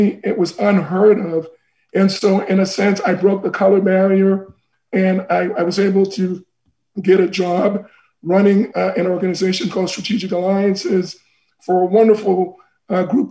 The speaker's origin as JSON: {"language": "English", "town": "Port-au-Prince", "region": "Ouest", "country": "Haiti", "tie": "born or raised there", "also_born_or_lived": "Boston, United States / Paris, France", "moved": "yes", "lives_now": "United States", "said": "I'm from Haiti originally. I was born in a town called Port-au-Prince"}